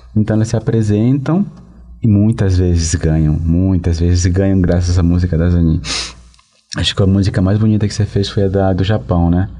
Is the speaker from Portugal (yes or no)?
no; Venezuela; moved away; na Venezuela, que é meu país de origem